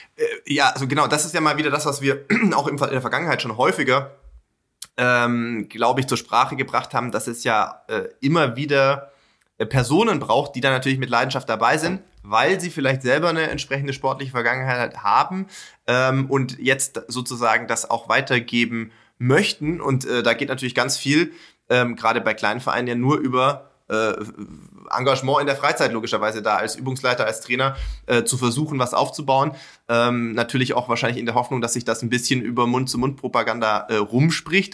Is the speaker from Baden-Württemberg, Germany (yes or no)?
yes; Sindelfingen, Baden-Württemberg, Germany; moved away; Gerlingen ist ja nicht weit weg von äh, meinem Geburtsort, nämlich von Sindelfingen.